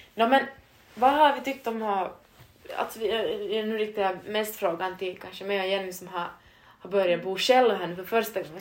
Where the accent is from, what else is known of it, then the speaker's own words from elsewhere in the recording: Vaasa, Ostrobothnia, Finland; moved away as an adult; now in Turku, Finland; Vi är typ fyra från Vasa Österbot- alltså Vasakorsholmområde